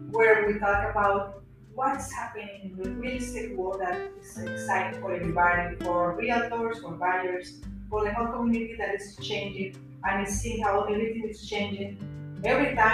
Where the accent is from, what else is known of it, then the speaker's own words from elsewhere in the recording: Florida, United States; also born or lived in Colombia; I'm returning to my roots, but I'm from here. I'm more American than, yes. than anybody.